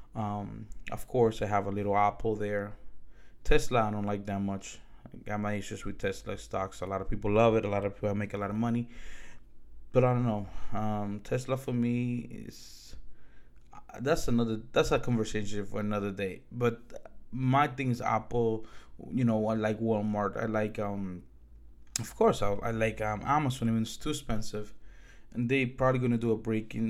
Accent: Dominican Republic; now in United States; I'm from the Dominican Republic

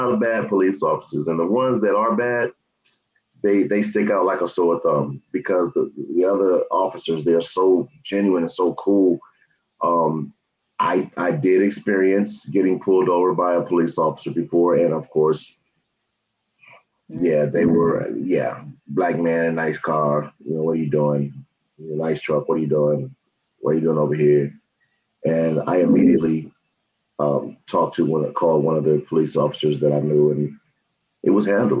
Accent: Los Angeles, California, United States; now in Las Vegas, United States; I'm from South Central

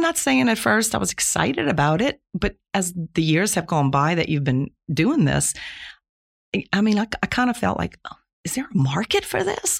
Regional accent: Plaquemines Parish, Louisiana, United States; I was born in Plaquemines Parish, Louisiana, nineteen fifty-six, so that makes me sixty-four years old. lived there my whole life, went to local high school

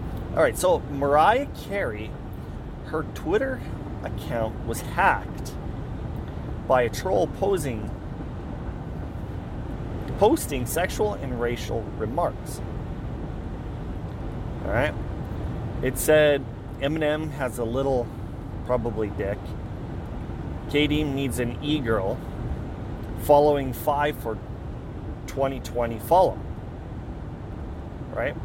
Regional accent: Weyburn, Saskatchewan, Canada; my hometown of Weyburn, Saskatchewan

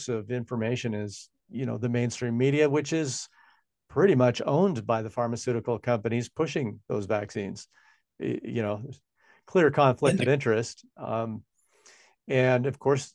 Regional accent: Washington, United States; now in New Zealand; Washington state, my home state where I come from

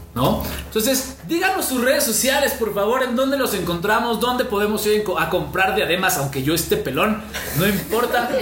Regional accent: Mexico; nos tachan como mexicanos

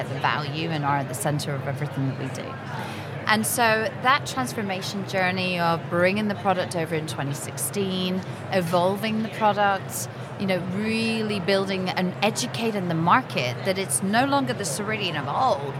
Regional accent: Scotland, United Kingdom; I'm Scottish

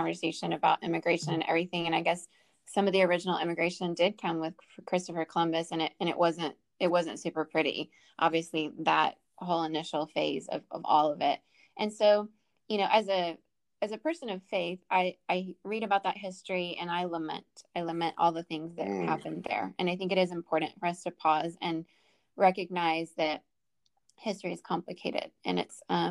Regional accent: Venezuela; I grew up in Venezuela.

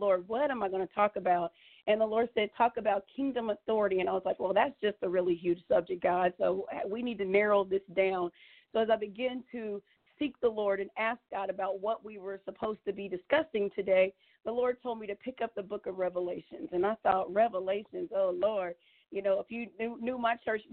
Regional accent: Indianapolis, Indiana, United States; also born or lived in Muncie, Indiana; I grew up here in Indiana, actually in Indianapolis, Indiana, and I moved to Muncie during my college years

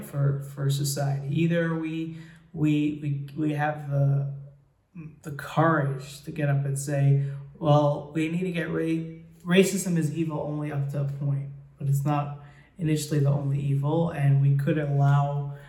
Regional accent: United States; I grew up in America

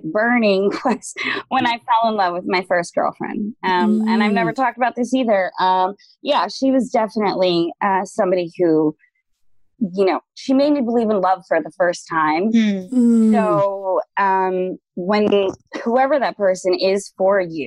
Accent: New York, United States; I'm from New York

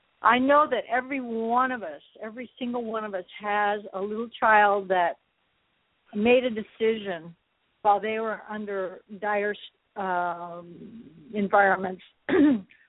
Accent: Colorado, United States; I come from Colorado

